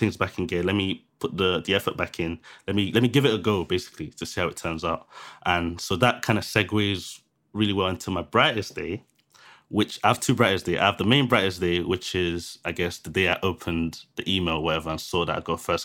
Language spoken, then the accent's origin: English; London, United Kingdom; I lived in Thamesmead, which is where I grew up in Thamesmead